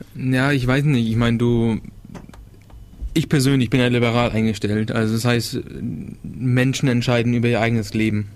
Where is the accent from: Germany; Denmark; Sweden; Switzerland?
Denmark; ich bin ja aus Dänemark, also ich hatte dänische Schule und sowas